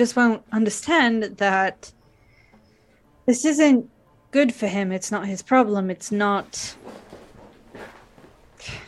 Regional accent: Midwest, United States; accent: Midwestern; my stupid Midwestern accent.

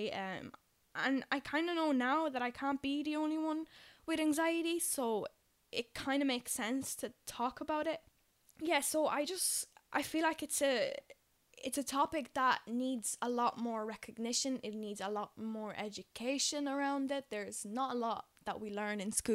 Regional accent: Poland; English is a second language; now in Dublin, Ireland; I'm originally from Poland, hence why my English isn't by any means perfect

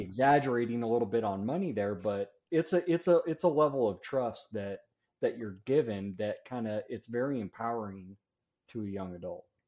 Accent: Denver, Colorado, United States; moved away; also born or lived in Florida; I'm originally from Denver, Colorado area. That's where I live now. Uh, it's where I was actually born and raised

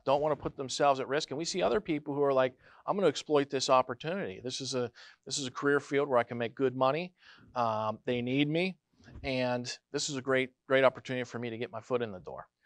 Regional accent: Neshannock Township, Pennsylvania, United States; also born or lived in Greenville, Pennsylvania; I was born right here in Greenville, Pennsylvania, uh, forty-one years ago. So I've, uh, my mom is from Newcastle. I grew up in Neshanic Township. Still live there today

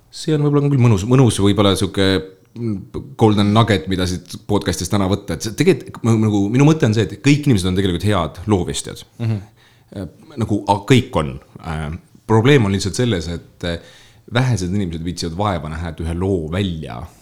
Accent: Lääne-Viru County, Estonia; moved away as an adult; also born or lived in Tartu; ma olen Lääne-Virust pärit maapoiss

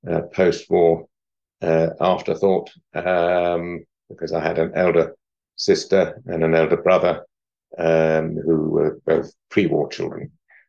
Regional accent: Kent, South East England, United Kingdom; also born or lived in Guernsey; now in Malmesbury, United Kingdom; I was brought up in the county of Kent, and I was born in Guernsey, in the Channel Islands, where my dad was the lieutenant governor.

